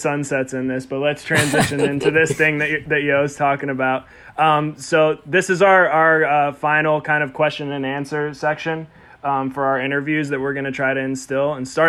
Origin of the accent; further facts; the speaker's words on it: Baltimore, Maryland, United States; I'm from Baltimore